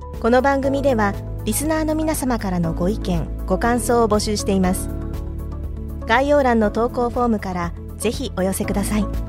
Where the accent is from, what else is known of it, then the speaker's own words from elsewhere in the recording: Osaka, Japan; 私は大阪府の出身